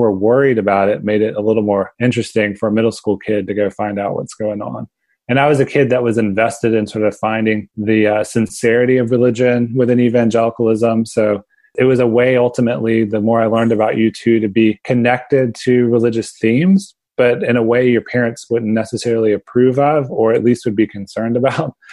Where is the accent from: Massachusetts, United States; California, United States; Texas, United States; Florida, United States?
Florida, United States; Pensacola; now in Austin, United States; the church we went to with my family. My parents and my younger brother was First Baptist Church downtown Pensacola, Panhandle of Florida